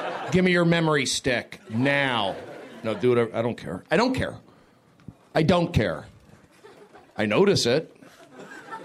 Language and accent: English; Los Angeles, California, United States; I'm from the Valley